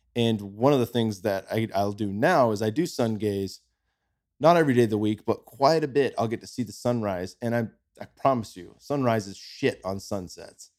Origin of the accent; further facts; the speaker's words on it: California, United States; moved away as an adult; now in Austin, United States; we're from California. My son's born in California, same near, right down the street from where I was